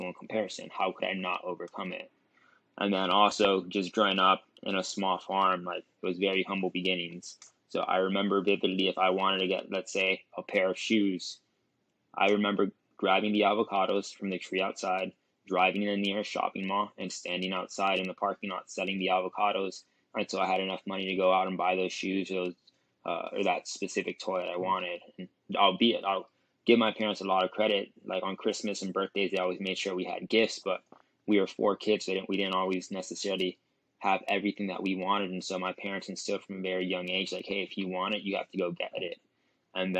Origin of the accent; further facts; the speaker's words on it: Miami, Florida, United States; I was born and raised in Miami, Florida, to an immigrant family